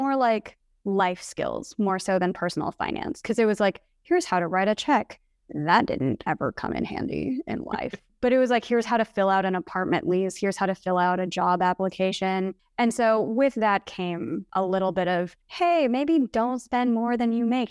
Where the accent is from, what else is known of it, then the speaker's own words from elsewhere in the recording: Kansas City, United States; I grew up in the suburbs of Kansas City